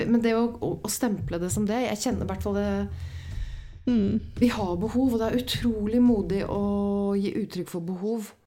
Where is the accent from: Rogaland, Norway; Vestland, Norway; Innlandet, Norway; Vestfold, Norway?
Vestfold, Norway; Åsgårdstrand; Så jeg, jeg satt egentlig inne på jenteværelset mitt hos mamma og pappa hjemme i Åsgårdstrand.